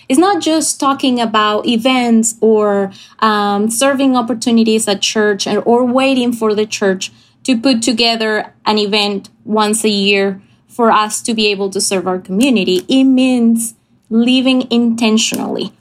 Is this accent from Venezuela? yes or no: yes; Venezuela; moved away as an adult; I'm from Venezuela. I grew up here